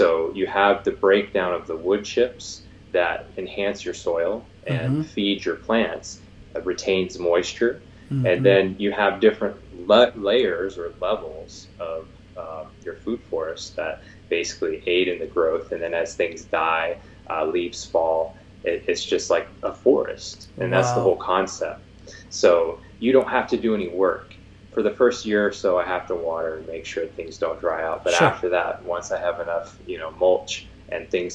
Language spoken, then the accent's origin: English; Arizona, United States; moved away; also born or lived in Santa Cruz; I grew up in Arizona, and all my food came from the store